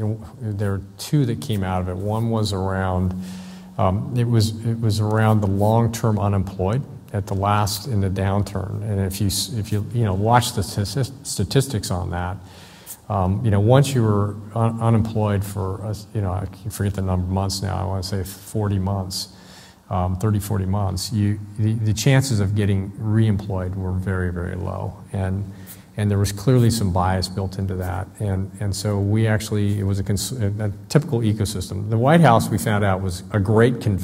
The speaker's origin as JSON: {"language": "English", "region": "Southern California", "country": "United States", "said": "I'm from Southern California"}